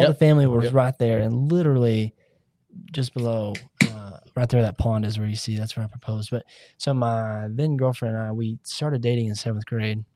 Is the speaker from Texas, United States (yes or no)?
yes; Amarillo, Texas, United States; this local kid from River Road, Amarillo, Texas